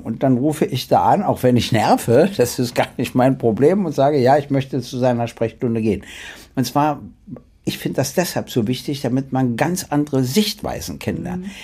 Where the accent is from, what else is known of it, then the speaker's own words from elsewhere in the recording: Berlin, Germany; sage ich als Berliner